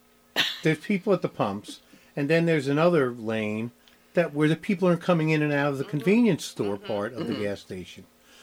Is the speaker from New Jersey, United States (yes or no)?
yes; New Jersey, United States; moved away; Because I'm from New Jersey and we call it Kearney.